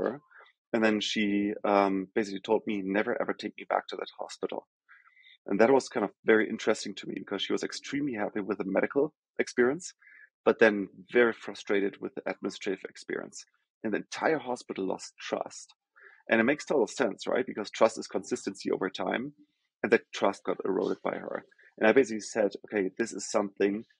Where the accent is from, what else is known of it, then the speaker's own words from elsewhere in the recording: Germany; English is a second language; moved away as an adult; also born or lived in Rio de Janeiro, Brazil / Sao Paulo, Brazil; now in New York, United States; As I think most of the folks can probably hear from my accent, I'm from Germany originally